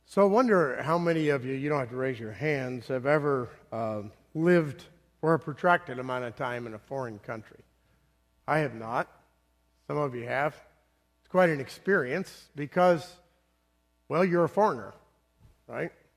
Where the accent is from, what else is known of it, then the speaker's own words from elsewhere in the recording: the South, United States; also born or lived in Northeast United States; now in Bloomington, United States; I was born in the South